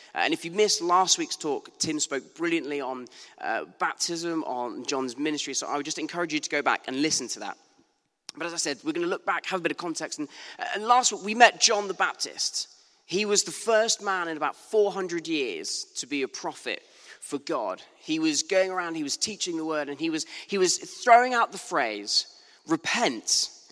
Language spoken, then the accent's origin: English; Bournemouth, South West England, United Kingdom; moved away; a very beautiful Bournemouth Beach in my hometown.